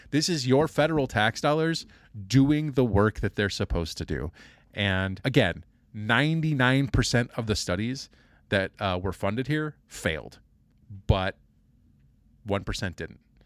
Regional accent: Kansas City, United States; moved away; also born or lived in Indiana; I grew up in Kansas City

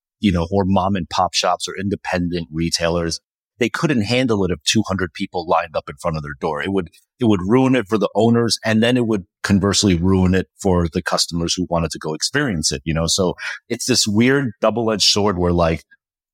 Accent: New Jersey, United States; I grew up in New Jersey

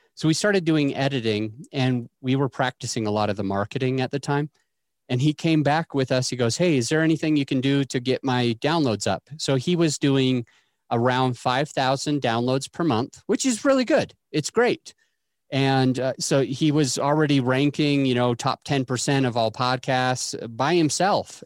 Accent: Utah, United States; I grew up in Utah

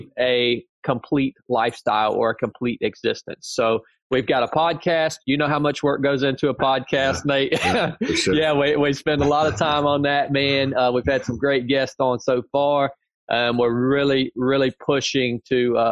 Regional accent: North Georgia, United States; I show back up here to my hometown in North Georgia.

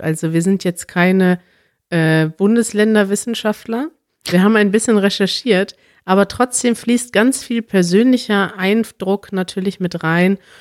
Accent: Münster, North Rhine-Westphalia, Germany; now in Berlin, Germany; Ich bin ja in Münster aufgewachsen

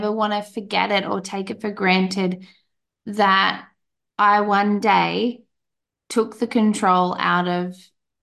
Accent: Australia; I'm Australian

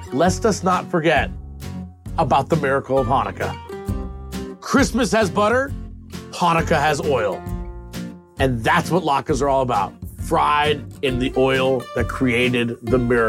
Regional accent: outside of Boston, Massachusetts, United States; I grew up outside of Boston, Mass

